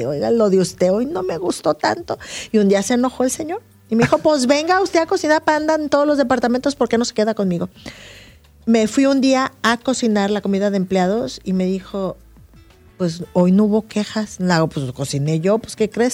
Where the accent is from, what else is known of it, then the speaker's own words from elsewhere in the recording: northern Mexico, Mexico; Yo me considero gente del norte